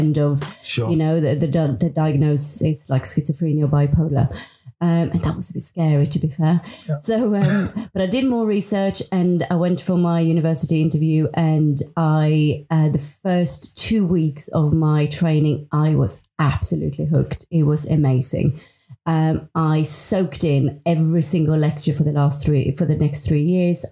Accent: Sweden; moved away as an adult; I'm from Sweden. I've been in this country for 24 years

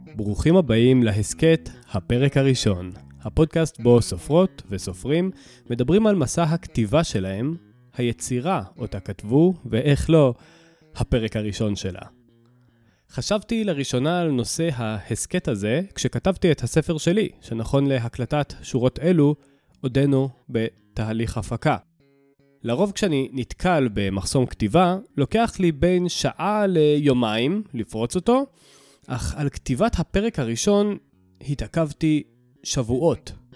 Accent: Southern District, Israel; moved away as an adult; also born or lived in Jerusalem; now in Ramat Gan, Israel; גדלתי בדרום החם והצהוב

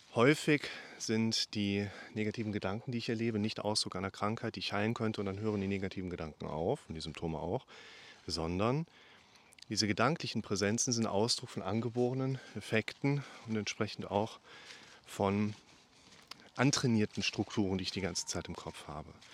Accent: Germany; ich bin Deutscher

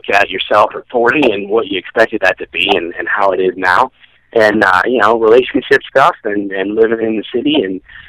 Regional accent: Chicago, Illinois, United States; moved away as an adult; also born or lived in Missouri / Evanston, Illinois; now in Los Angeles, United States; I was born in Missouri, but I grew up in Chicago.

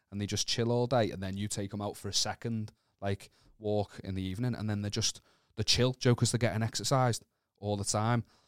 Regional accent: Wallasey, North West England, United Kingdom; I'm not from Birkenhead, I'm from Wallace

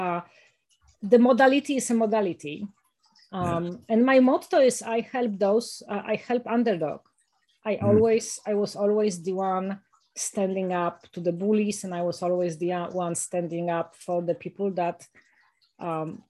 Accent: Warsaw, Masovian Voivodeship, Poland; moved away; also born or lived in United States; I was born in Warsaw, you know, in the middle of a city

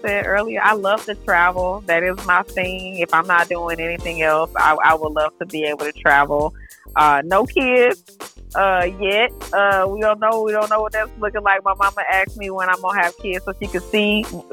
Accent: Decatur, Georgia, United States; also born or lived in Atlanta, Georgia; I grew up in Decatur, so I am a Georgia peach

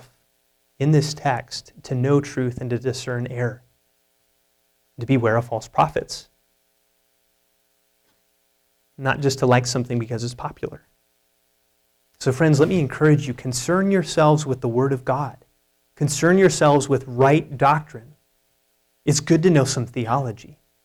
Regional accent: United States; as American evangelicals

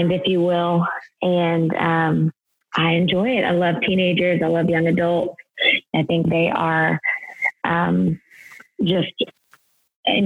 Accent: Louisiana, United States; also born or lived in New York City, United States; now in Houston, United States; I am from Louisiana

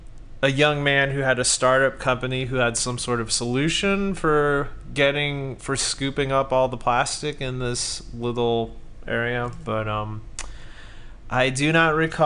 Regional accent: Southern California, United States; When I was a little kid, I was raised in Southern California, so I saw the ocean out there on the horizon.

